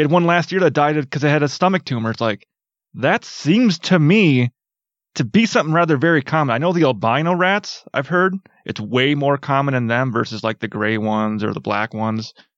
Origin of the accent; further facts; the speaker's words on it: Wisconsin, United States; growing up in Wisconsin, there's a lot of farm fields.